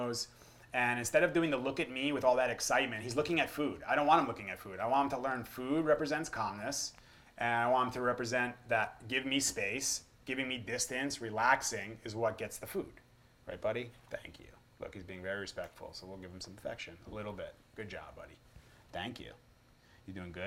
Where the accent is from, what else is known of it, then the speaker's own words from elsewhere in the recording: United States; I grew up in America